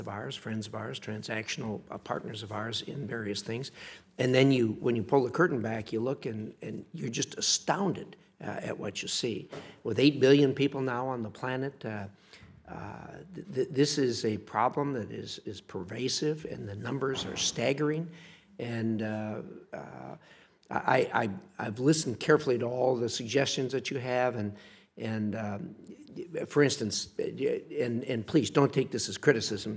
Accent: United States; I'm an American. I grew up here

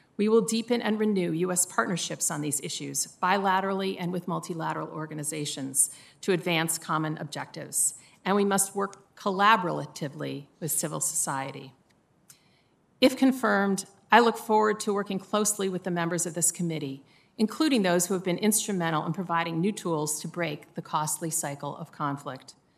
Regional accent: Midwest, United States; Growing up in the Midwest

